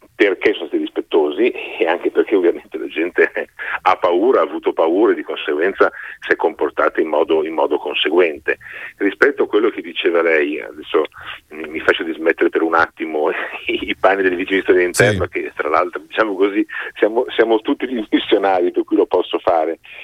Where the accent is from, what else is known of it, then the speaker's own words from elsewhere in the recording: Milan, Lombardy, Italy; vengo da Milano